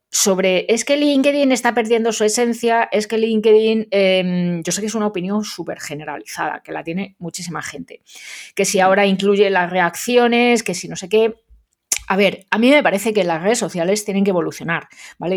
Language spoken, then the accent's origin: Spanish; Madrid, Community of Madrid, Spain; los madrileños pronunciamos fatal